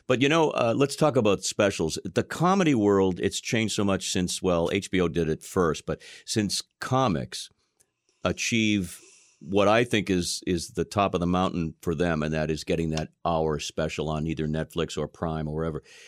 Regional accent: Boston, Massachusetts, United States; I'm from Boston, okay? I grew up here

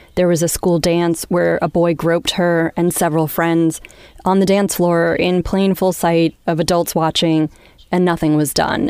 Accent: Long Island, New York, United States; moved away; I grew up in Long Island

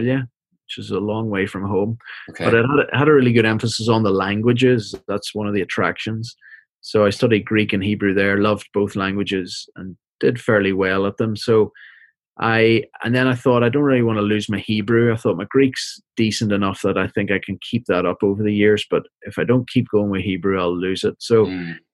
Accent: Belfast, Northern Ireland, United Kingdom; moved away as an adult; also born or lived in Tanzania / Cambridge, England; now in Glenside, United States; I am from Belfast, Northern Ireland, originally. I've lived away from there since 2005

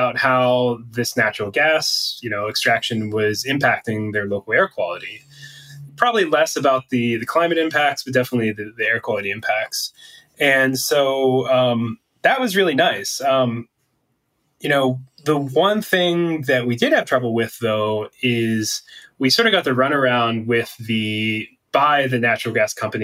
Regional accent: Pennsylvania, United States; now in Boulder, United States; I'm from Pennsylvania, so I was the local, especially when we worked around the Pittsburgh region.

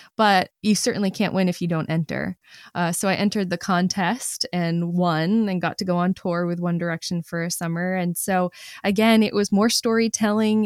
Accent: Maine, United States; moved away as an adult; also born or lived in New York; I never really knew how much I loved my home state until I didn't live there anymore

